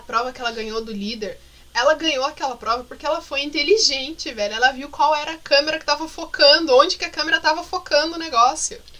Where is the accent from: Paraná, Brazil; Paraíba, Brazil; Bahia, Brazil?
Paraná, Brazil; Curitiba